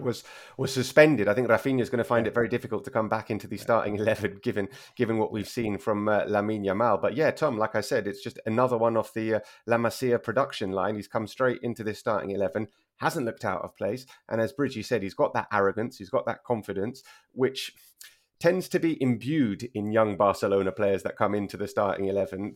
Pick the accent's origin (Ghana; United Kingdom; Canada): United Kingdom; moved away as an adult; now in Spain; I'm very British in that respect. Still, after 12 years here